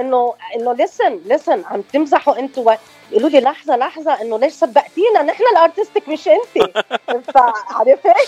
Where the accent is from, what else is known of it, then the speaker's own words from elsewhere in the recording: Choueifat, Mount Lebanon, Lebanon; moved away as an adult; also born or lived in Los Angeles, California / Venezuela; now in Arizona, United States; أنا من آه، لبنان من شويفات تحديدا